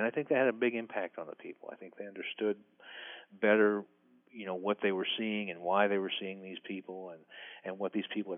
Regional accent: Midwest, United States; Well, I grew up in the Midwest, so we'd have a tornado and two or three houses out of a neighborhood would be destroyed and lives would be ruined.

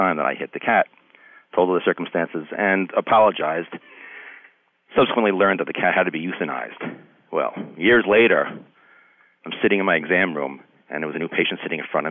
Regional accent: Long Island, New York, United States; now in New Hartford, United States; I grew up on Long Island

